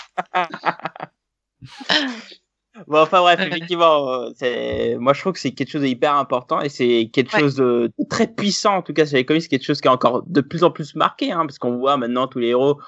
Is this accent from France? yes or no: yes; France; on est français